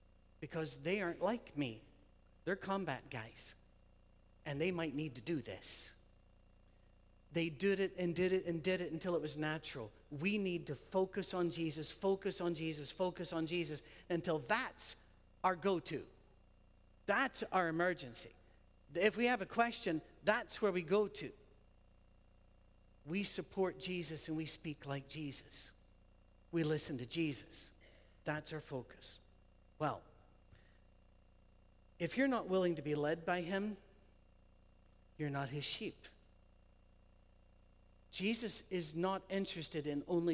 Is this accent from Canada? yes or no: no; United Kingdom; we're British